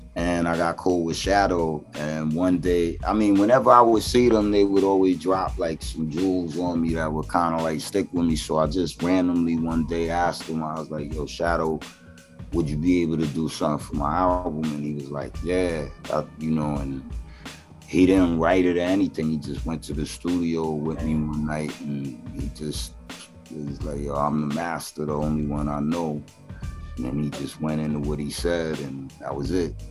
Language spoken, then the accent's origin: English; New York City, New York, United States; I was born in Flushing